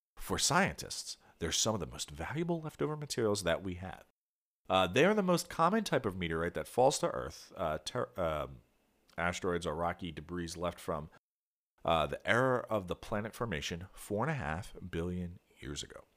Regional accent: Philadelphia suburbs, southern New Jersey, United States; I grew up in Philadelphia, well, the Philadelphia suburbs. uh, in southern New Jersey. So across the river from Philadelphia

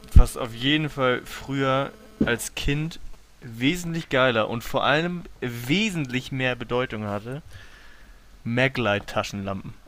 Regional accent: Hamburg, Germany; now in Lübeck, Germany; dass ich aus der Nähe von Hamburg komme. Also ich komme ja nicht ursprünglich aus Lübeck

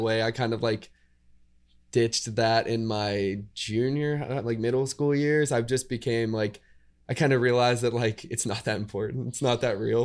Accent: Indiana, Pennsylvania, United States; moved away as an adult; now in Pittsburgh, United States; I'm actually from Indiana, Pennsylvania.

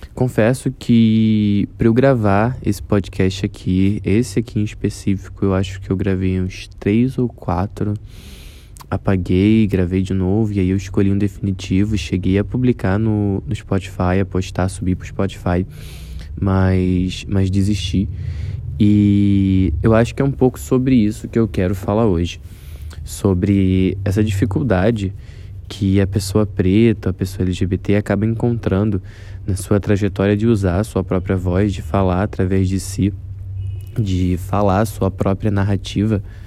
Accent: Rio de Janeiro, Brazil; um jovem de 24 anos, morador da Zona Oeste do Rio de Janeiro

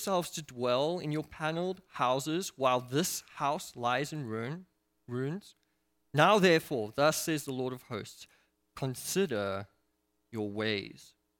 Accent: South Africa; And I come from South Africa

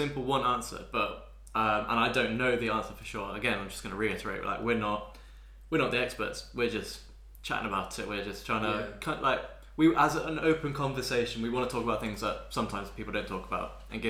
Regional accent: Bath, South West England, United Kingdom; I ended up growing up in Bath

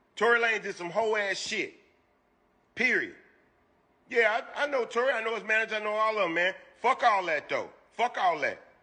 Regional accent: Houston, Texas, United States; I'm from Houston

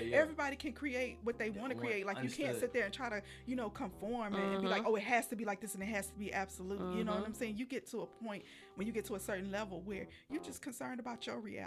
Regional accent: the South, United States; growing up in the South

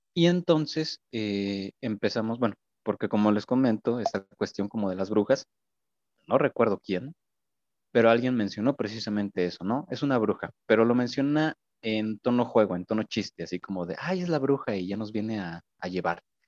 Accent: Viborillas, Querétaro, Mexico; yo soy de un pueblito aquí en, en Colón, se llama Viborillas

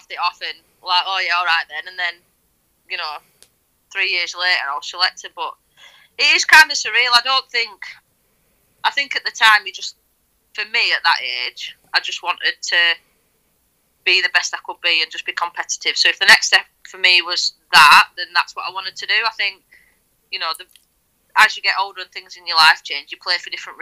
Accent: Lancashire, North West England, United Kingdom; also born or lived in Rochdale; I'm not originally from Yorkshire. Lancashire born and bred.

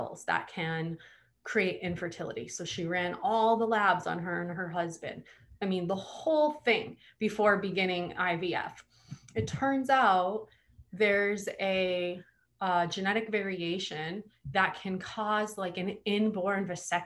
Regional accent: Hawaii, United States; I'm from Hawaii

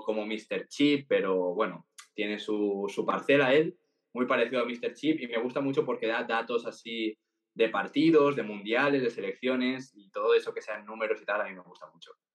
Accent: Valencia, Valencian Community, Spain; yo soy de Valencia y en mi infancia, pues mm, prácticamente todos los niños de mi colegio eran del Valencia

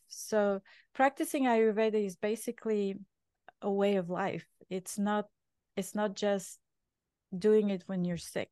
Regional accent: Bulgaria; English is a second language; moved away as an adult; now in New York, United States; I was born in Bulgaria, uh, back in communist time.

